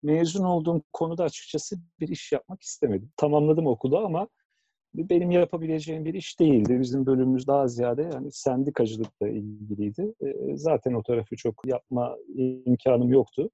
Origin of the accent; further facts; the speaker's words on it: Ankara, Turkey; 75 e, Ankara doğumluyum.